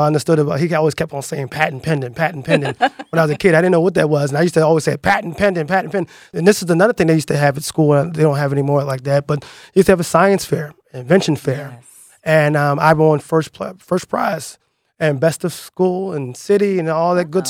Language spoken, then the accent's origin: English; Philadelphia, Pennsylvania, United States; I grew up in the Aoni section of Philadelphia